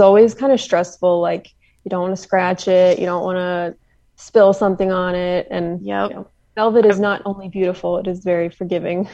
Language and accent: English; Nashville, Tennessee, United States; now in Knoxville, United States; I'm from the Nashville area originally